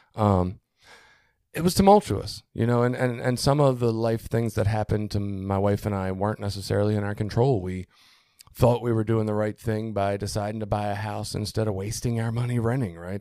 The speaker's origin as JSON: {"language": "English", "town": "Baltimore", "region": "Maryland", "country": "United States", "tie": "born or raised there", "moved": "as an adult", "lives_now": "Cecil County, United States", "said": "growing up in Baltimore"}